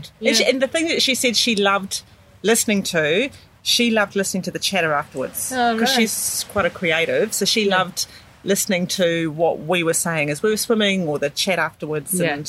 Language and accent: English; New Zealand; now in Sydney, Australia; Yes, I'm a Kiwi sister. but we came over here in 96. And so we've been here for 24 years. Basically lived around this area.